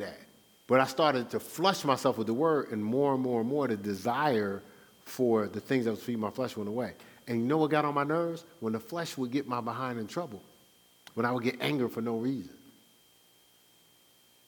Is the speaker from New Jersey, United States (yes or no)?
yes; Newark, New Jersey, United States; moved away; I'm from Newark, New Jersey.